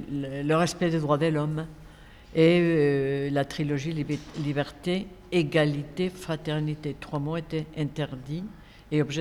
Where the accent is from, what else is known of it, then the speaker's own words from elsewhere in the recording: Nantes, Pays de la Loire, France; de mon ancrage aussi à Nantes et en France. Euh, quand on me dit d'où tu viens et qui tu es, euh, je ne sais pas très bien comment me définir. Parce qu'en Espagne, je suis toujours un peu française